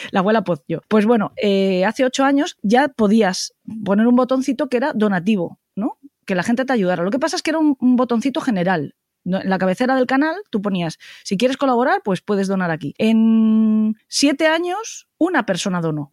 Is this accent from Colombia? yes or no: no; Spain; somos maravillosos los españoles